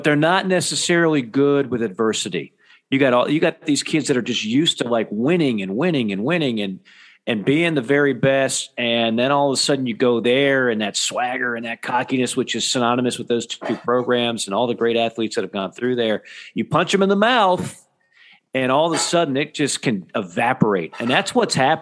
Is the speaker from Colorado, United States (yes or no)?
no; South Florida, United States; moved away; I'm from South Florida originally.